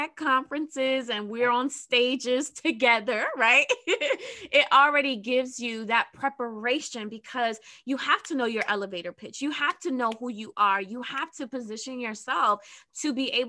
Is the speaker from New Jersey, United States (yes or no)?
yes; New Jersey, United States; I'm from Jersey